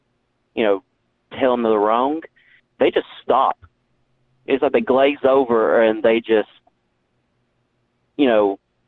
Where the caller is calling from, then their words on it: Tennessee, United States; From Tennessee.